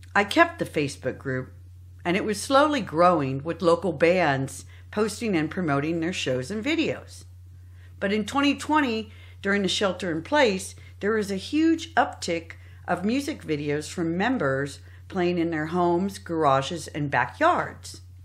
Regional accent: San Jose, California, United States; I was born in the South Bay, in San Jose

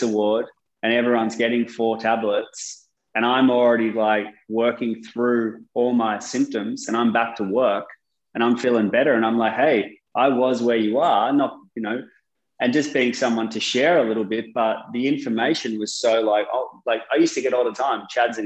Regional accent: Sydney, New South Wales, Australia; also born or lived in United Kingdom; I grew up in Sydney

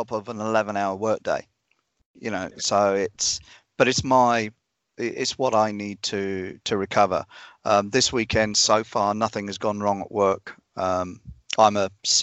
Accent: United Kingdom; moved away as an adult; now in New Zealand; The UK is not the country anymore that I grew up in.

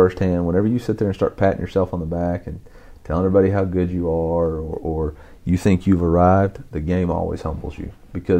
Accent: Alma, Arkansas, United States; It's in the River Valley, about 40 miles south of Fayetteville.

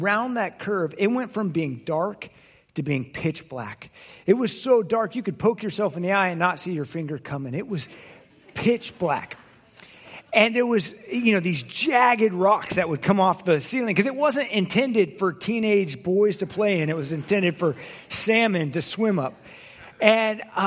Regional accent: Oregon, United States; I grew up in Oregon.

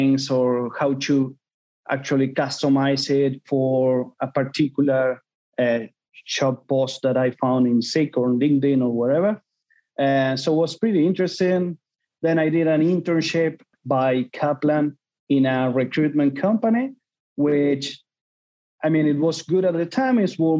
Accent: Argentina; moved away as an adult; now in Sydney, Australia; I'm from Argentina

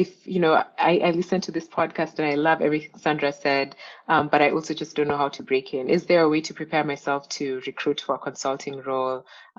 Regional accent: Nairobi, Kenya; I grew up in Nairobi and I'd never heard of Dalberg until my second year of college. And I know Dalberg had like significant operations in Kenya by that point

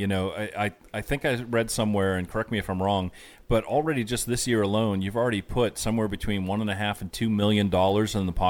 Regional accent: near Boston, Massachusetts, United States; I grew up near Boston

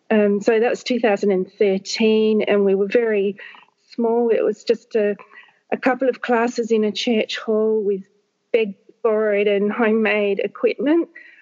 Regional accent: Papua New Guinea; born there; So I was born in Papua New Guinea, where both my parents were teachers.

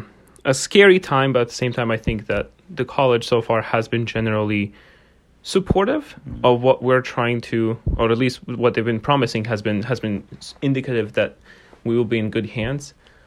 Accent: Bosnia & Herzegovina; English is a second language; I'm from Bosnia and Herzegovina, and this is a very hectic moment, I would say, for every person on campus, especially international students

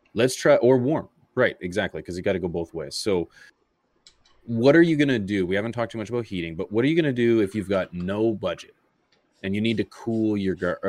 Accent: Canada; I'm Canadian

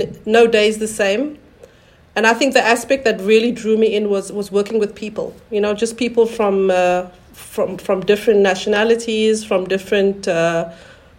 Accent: South Africa; moved away as an adult; also born or lived in New Zealand / France; now in Versailles, France; I'm from South Africa and I've been here for about 20 years now

